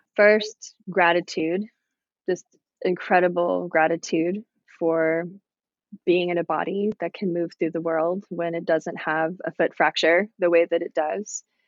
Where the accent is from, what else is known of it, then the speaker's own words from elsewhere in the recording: Virginia, United States; growing up in Virginia out in nature